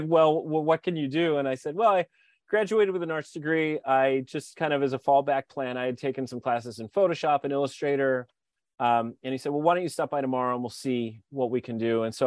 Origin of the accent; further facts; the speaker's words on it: Philadelphia, Pennsylvania, United States; moved away as an adult; also born or lived in Hawaii; I'm from Philadelphia